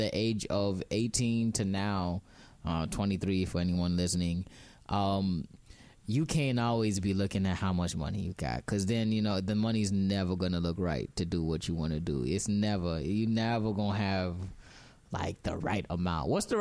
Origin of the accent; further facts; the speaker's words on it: Chicago, Illinois, United States; also born or lived in Kenya; even though I was born in Kenya and lived there in my early years, I spent most of my life in Chicago